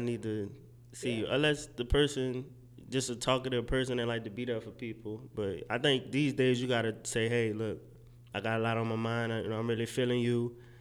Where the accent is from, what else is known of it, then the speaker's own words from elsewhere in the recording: New Orleans, Louisiana, United States; moved away as an adult; also born or lived in Mississippi; now in Dallas, United States; I'm originally from New Orleans, born and raised